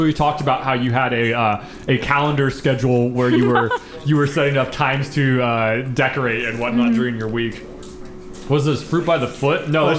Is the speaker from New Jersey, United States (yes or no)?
no; northern Missouri, United States; I grew up in northern Missouri.